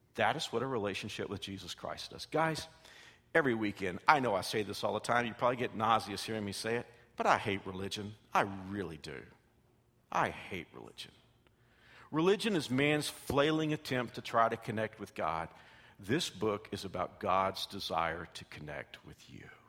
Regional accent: Texas, United States; I came from Texas

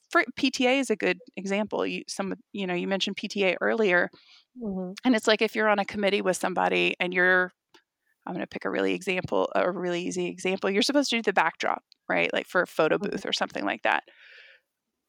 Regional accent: Dallas, Texas, United States; I was raised in the South. I'm from Texas. I was raised in Dallas

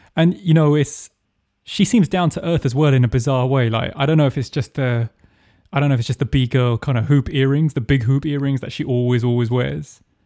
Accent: England, United Kingdom; I'm English

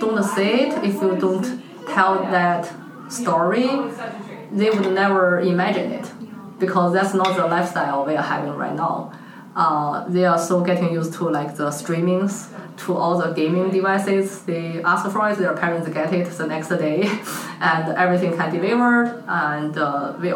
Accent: China; moved away; my home country, China

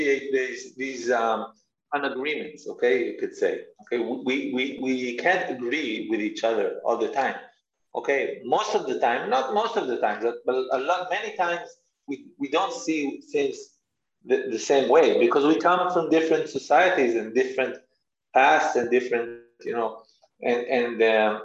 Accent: Ra'anana, Central District, Israel; I was born and raised in Ra'anana

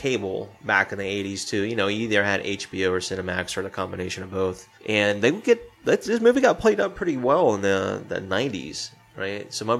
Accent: Spartanburg, South Carolina, United States; my hometown in Spartanburg

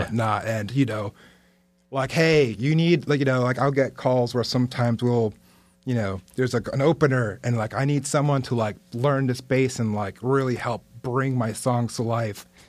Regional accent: Lake Worth, Florida, United States; also born or lived in Manhattan, New York / Dominican Republic; Lake Worth. That's, like, my hometown, L Dub

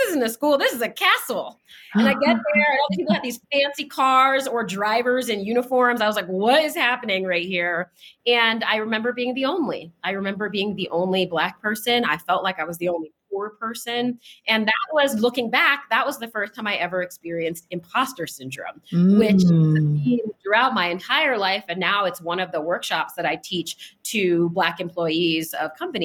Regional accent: Washington, District of Columbia, United States; moved away as an adult; now in New Mexico, United States; I grew up in Washington, D.C. I currently newly reside in the state of New Mexico.

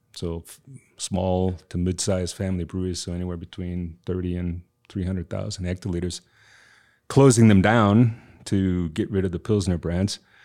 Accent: United States; moved away; also born or lived in Southeast Bavaria, Germany; I'm American

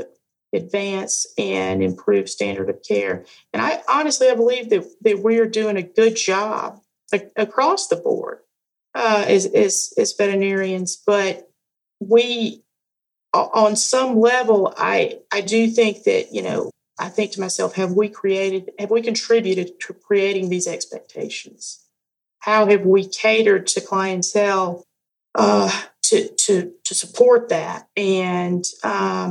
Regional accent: the South, Southern United States, United States; accent: Southern; I really try to turn my Southern accent on.

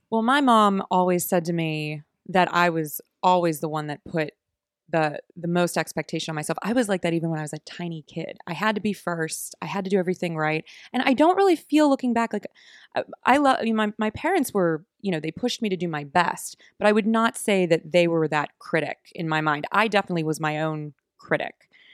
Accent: Oakmont, Pennsylvania, United States; also born or lived in Pittsburgh; I grew up in Oakmont, Pennsylvania, so a little suburb outside of Pittsburgh

